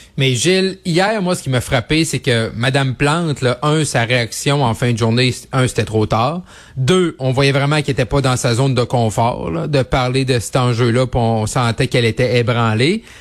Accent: Quebec, Canada; moved away; le Séné-Lac-Saint-Jean, ma région natale, vers Jonquière

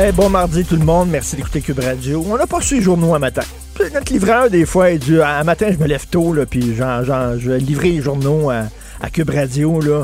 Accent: Quebec, Canada

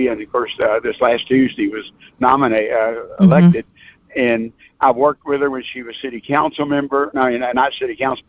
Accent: Houston, Texas, United States; I grew up in near Northside, what's now called Northside High School. Back then, it was Jeff Davis, and in 1965, our student population was 65% Mexican American

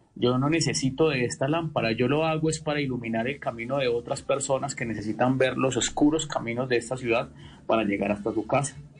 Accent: Quindío, Colombia; also born or lived in Quimbaya, Quindío; yo soy quindiano

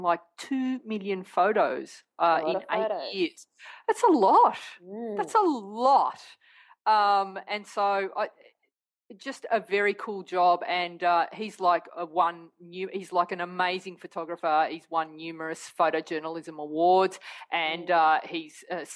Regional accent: Australia; I'm Australian. I was born here. I'm a proud Australian

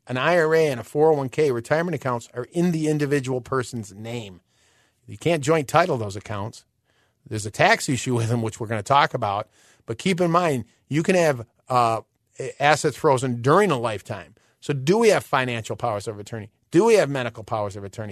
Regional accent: Illinois, United States; we're from Illinois

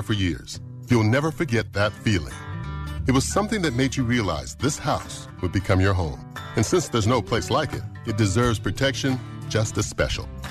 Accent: Eden Prairie, Minnesota, United States; I grew up in the Minneapolis area. Eden Prairie was uh, my hometown.

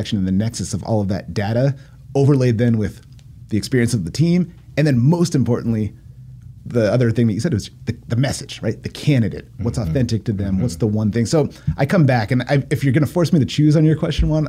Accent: Poway, California, United States; also born or lived in Encinitas; when I was a little kid, we moved to Poway because that's where the schools were good when I was growing up

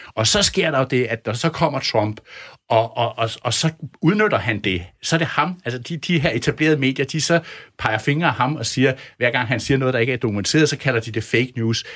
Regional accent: Denmark; som dansker og som europæer, som dansk journalist

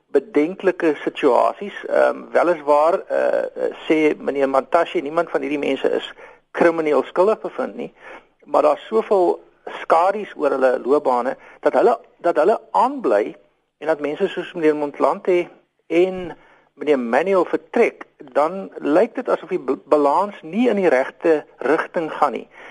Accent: South Africa; ons almal as Suid-Afrikaners

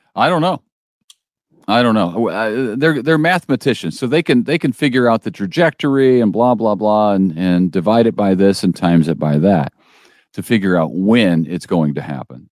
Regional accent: St. Louis, Missouri, United States; now in Springfield, United States; I'm from Saint Louis

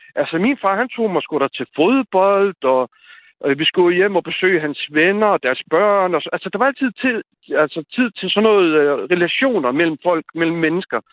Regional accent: Slagelse, Zealand, Denmark; moved away as an adult; also born or lived in Albertslund; now in Jutland, Denmark; født og opvokset i Slagelse, og så, hvad hedder det, og nu bor jeg så i Jylland

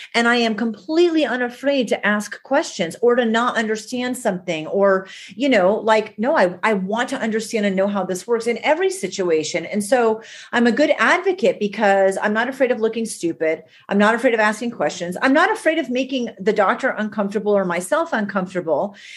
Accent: New England, United States; I'm from New England.

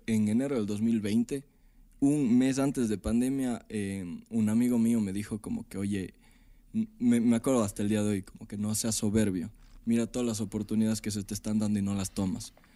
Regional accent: Ecuador; also born or lived in Mexico City, Mexico; soy un artista ecuatoriano

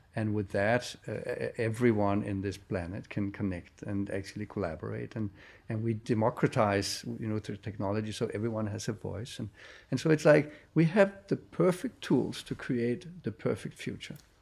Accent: Denmark; I come from Denmark, very fast country

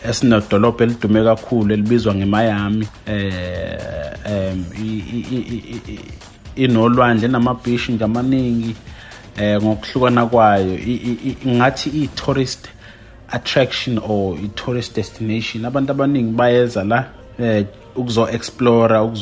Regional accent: KwaZulu-Natal, South Africa; moved away as an adult; also born or lived in Qatar; now in United States; imvelaphi yami ngisuka eKZN

